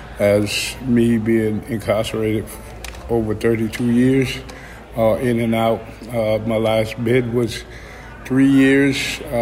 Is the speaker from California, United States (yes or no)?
no; Lowell, Massachusetts, United States; I'm from Lowell, Mass.